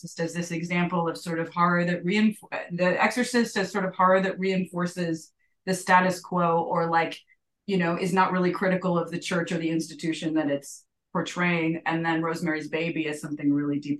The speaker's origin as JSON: {"language": "English", "region": "New York", "country": "United States", "said": "I'm a New Yorker"}